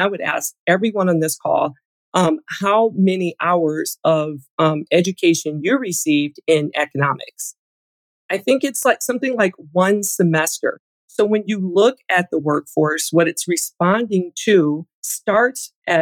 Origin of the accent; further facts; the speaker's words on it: Michigan, United States; I grew up in Michigan.